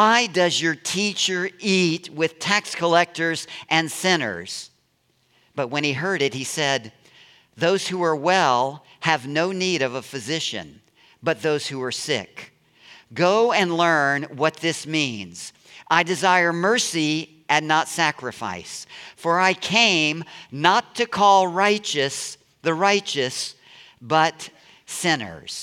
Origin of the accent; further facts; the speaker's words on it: Deep South, United States; I was raised in the Deep South